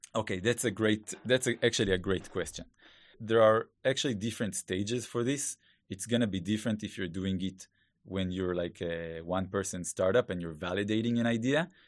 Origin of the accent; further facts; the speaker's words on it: Israel; accent: Hebrew; English is a second language; please excuse my Hebrew accent